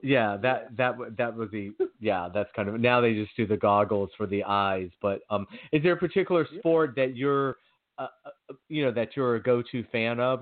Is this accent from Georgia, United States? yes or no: yes; Georgia, United States; growing up in Georgia